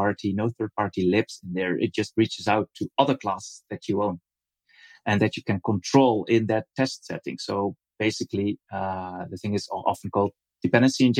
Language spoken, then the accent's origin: English; Netherlands; I'm from the Netherlands. I also live in the Netherlands